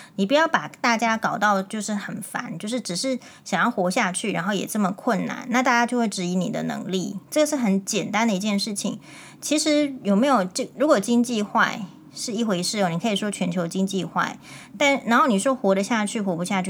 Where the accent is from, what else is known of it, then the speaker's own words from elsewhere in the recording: Taiwan; 我们台湾人还没有学会怎么样在大家的事情里面去和谐地讨论这样子而已